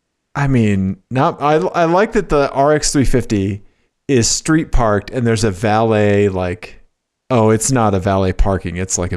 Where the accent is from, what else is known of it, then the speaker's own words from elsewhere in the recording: Missouri, United States; I grew up in Missouri.